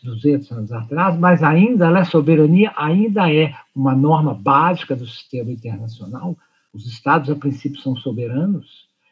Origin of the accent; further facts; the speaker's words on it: Brazil; somos nacionais, somos brasileiros e brasileiras